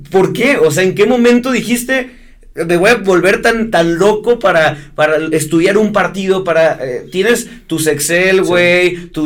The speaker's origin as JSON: {"language": "Spanish", "country": "Mexico", "said": "nosotros como mexicanos"}